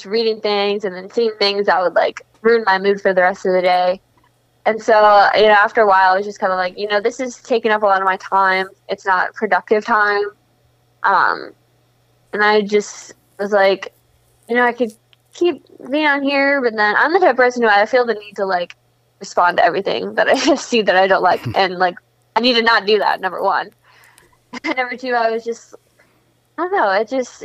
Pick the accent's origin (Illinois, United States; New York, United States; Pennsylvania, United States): Illinois, United States; Schaumburg; moved away as an adult; I lived here up until college, so this is where I grew up. Kind of, I'm not like from the city. I'm from Schaumburg, which is like a northwest suburb.